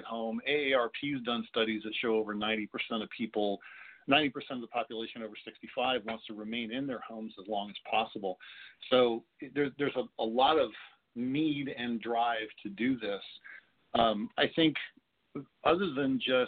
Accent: Southern California, United States; I was raised locally here in Southern California

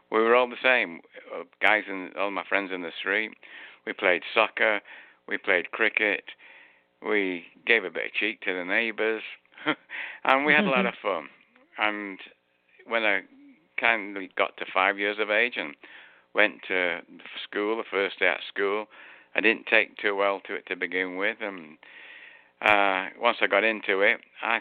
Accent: Manchester, North West England, United Kingdom; moved away; I was born in Manchester just after, well, during the end of the Second World War.

